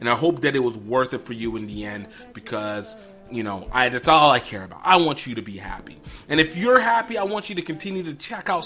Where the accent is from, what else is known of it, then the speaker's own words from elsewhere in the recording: Nigeria; I'm Nigerian